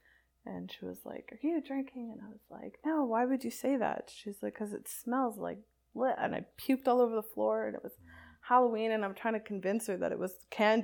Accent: Saskatoon, Saskatchewan, Canada; moved away; So I'm from Saskatoon originally

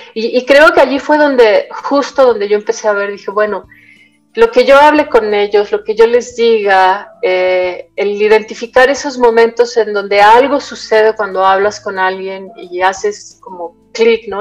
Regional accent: Mexico City, Mexico; moved away as an adult; also born or lived in Michoacán / Tabasco; Cuando regreso a vivir a la Ciudad de México, yo soy de la Ciudad de México

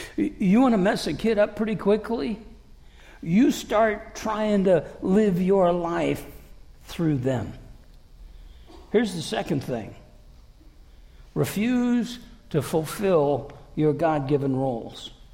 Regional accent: Davenport, Iowa, United States; moved away

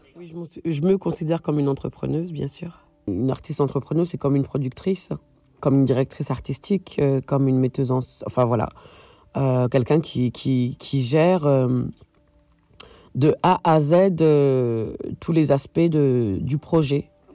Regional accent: France; moved away as an adult; now in Berlin, Germany; Je suis française d'origine malienne et je vis à Berlin actuellement

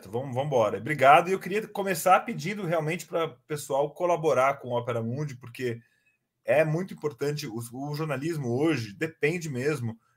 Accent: São Paulo, Brazil; born there; Eu nasci em São Paulo em 78.

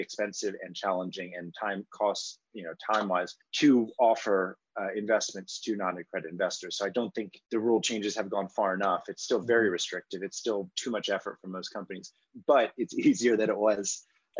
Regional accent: Washington, District of Columbia, United States; I grew up in Washington, D.C.

